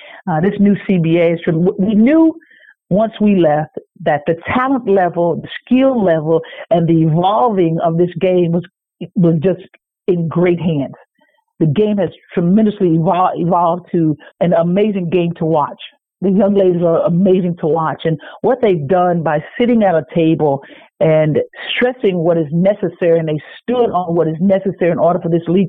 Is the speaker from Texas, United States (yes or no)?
yes; Texas, United States; Because, you know, I'm a Texan.